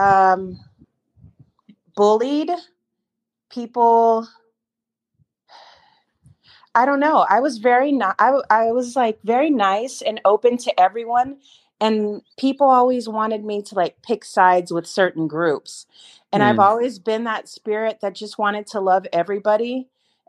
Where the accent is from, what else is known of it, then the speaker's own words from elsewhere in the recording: San Antonio, Texas, United States; I grew up here in Texas in San Antonio